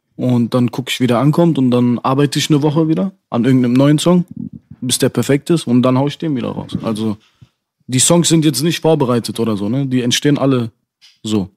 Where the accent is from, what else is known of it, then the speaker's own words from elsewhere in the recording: Dortmund, North Rhine-Westphalia, Germany; ich finde Dortmund auch sehr schön, wo ich herkomme